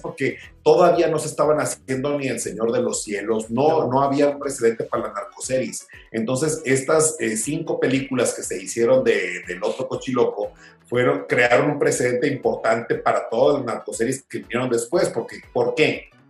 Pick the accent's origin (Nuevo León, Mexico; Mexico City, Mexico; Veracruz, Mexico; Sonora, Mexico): Sonora, Mexico; Hermosillo; yo que crecí en Sonora